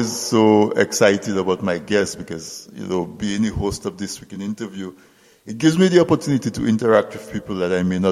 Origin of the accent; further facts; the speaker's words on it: Castle Bruce, Saint David, Dominica; I grew up in Castle Bruce, from a farming family